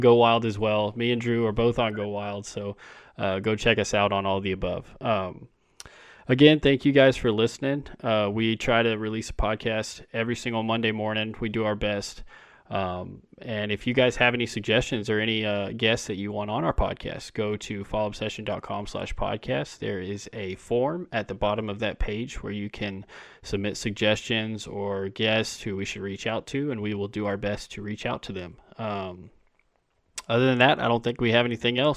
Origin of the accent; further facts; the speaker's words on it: Texas, United States; I'm from Texas